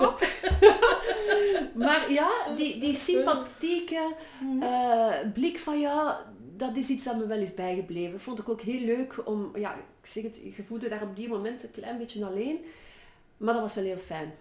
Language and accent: Dutch; Brussels, Brussels-Capital Region, Belgium; accent: Brussels; typisch mijn Brussels accent